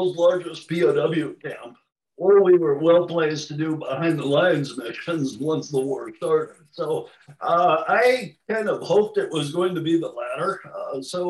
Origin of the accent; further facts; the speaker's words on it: Nebraska, United States; accent: Midwestern; moved away as an adult; in the Midwest, Nebraska, the start of the Great Plains, 100 miles from anywhere. But it was a Midwestern upbringing. I think you could probably tell from my accent